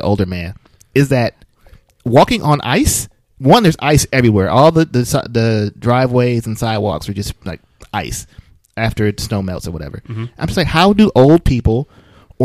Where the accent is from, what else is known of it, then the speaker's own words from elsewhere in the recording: Flint, Michigan, United States; now in Florida, United States; I'm from Flint